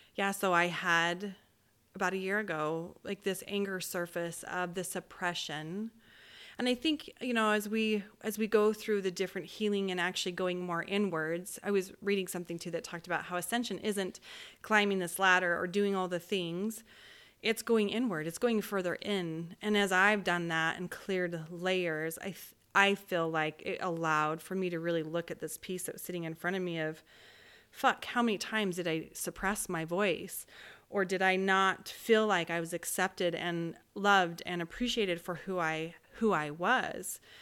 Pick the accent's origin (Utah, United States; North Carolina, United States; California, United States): Utah, United States; Orem; I grew up in Orem, Utah